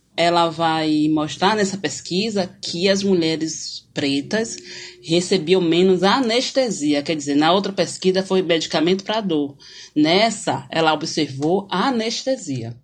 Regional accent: Salvador, Bahia, Brazil; sou de Salvador, da Bahia.

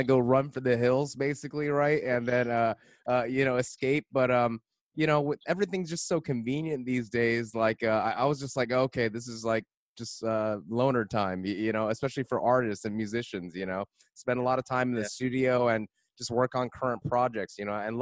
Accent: West Covina, California, United States; I grew up in SGV

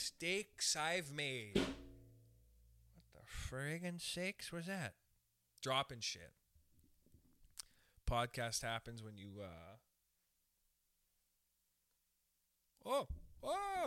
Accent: Canada; We're Canadian. Okay, I'm Canadian. We're Canadians

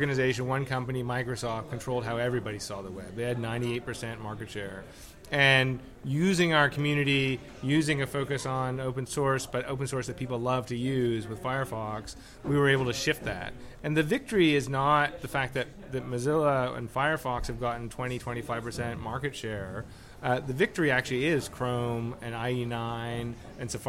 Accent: Toronto, Ontario, Canada; I am from Toronto. I love it there

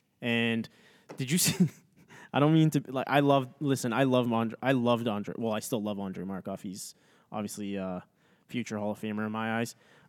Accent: Moscow, Russia; I like Moscow because it is my hometown.

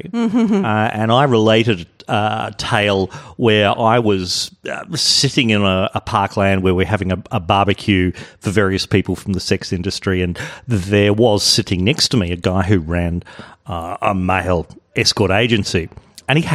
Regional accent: Adelaide, South Australia, Australia; moved away; I'm originally from Adelaide.

